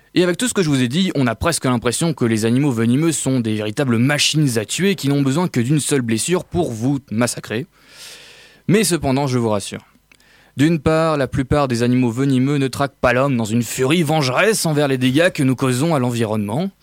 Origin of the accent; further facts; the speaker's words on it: France; On est français